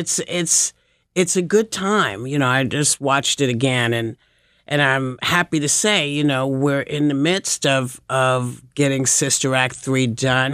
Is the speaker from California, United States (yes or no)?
no; New York City, New York, United States; I had a friend in the audience who I grew up with in Chelsea